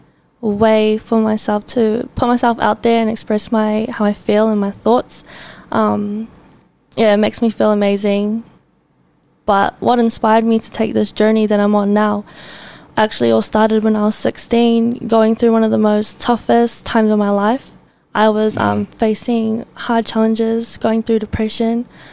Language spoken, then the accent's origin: English; Auckland, New Zealand; I am from South Auckland